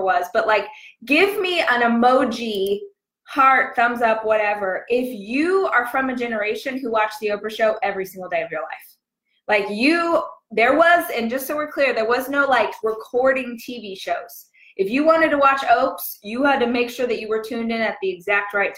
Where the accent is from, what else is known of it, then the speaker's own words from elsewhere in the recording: Southern California, United States; moved away as an adult; also born or lived in Los Angeles, United States; now in Austin, United States; I'm born and raised in Southern Cali